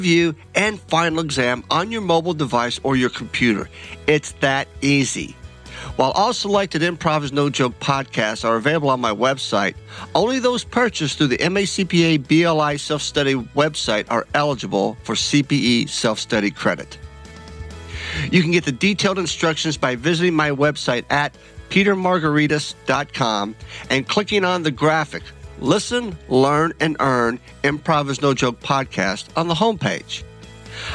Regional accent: Kentucky, United States; I'm born and raised in Kentucky, and I'm a Kentucky bourbon snob

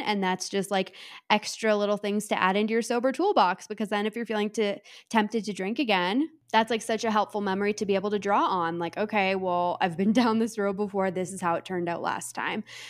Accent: Canada; I am Canadian

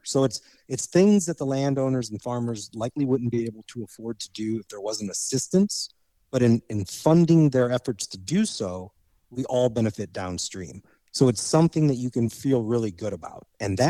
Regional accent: Indiana, United States; because I grew up in Indiana.

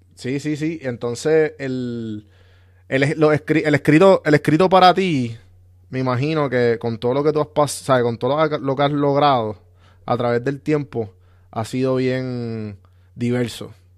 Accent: Puerto Rico; yo soy de San Juan, Guaynabo, Caguas, por esa área

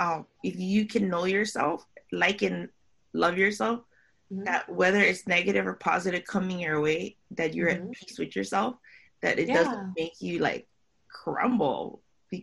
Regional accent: Philippines; I'm Filipino, you know, with Hawaiian, Spanish, Chinese.

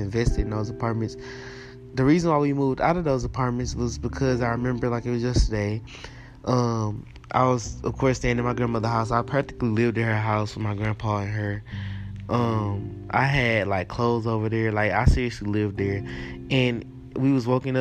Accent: Houston, Texas, United States; I was born and raised in Houston, Texas

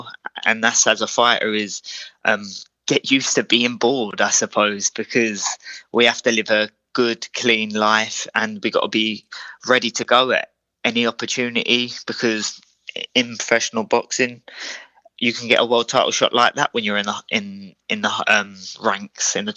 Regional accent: Croydon, London, United Kingdom; we're both originally from Croydon

